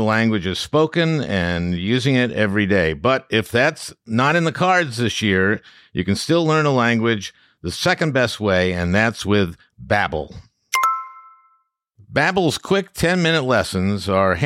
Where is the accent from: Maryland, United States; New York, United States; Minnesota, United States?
Minnesota, United States; I'm from Minnesota